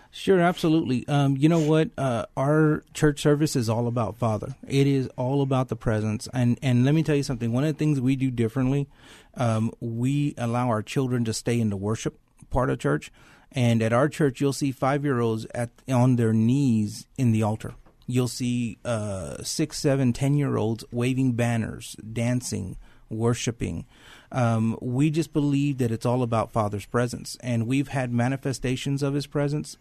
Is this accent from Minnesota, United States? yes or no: no; San Antonio, Texas, United States; I grew up in San Antonio, went to Thomas Jefferson High School